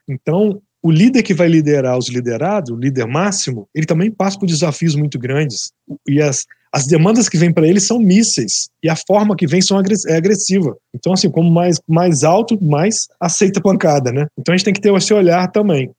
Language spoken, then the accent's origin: Portuguese; interior of Espírito Santo, Brazil; moved away; eu sou de uma cidade do interior do Espírito Santo